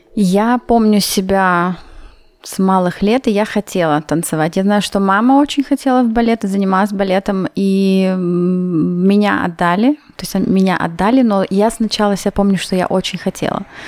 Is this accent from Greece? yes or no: no; Chișinău, Moldova; also born or lived in Vienna, Austria; now in Innsbruck, Austria; мы были из Кишинева, несколько человек, я с, э, одноклассницей